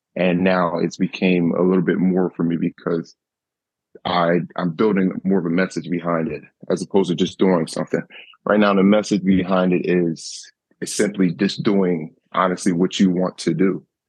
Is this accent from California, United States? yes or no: no; Camden, New Jersey, United States; I grew up in Camden where, you know, there is poverty and it's not much money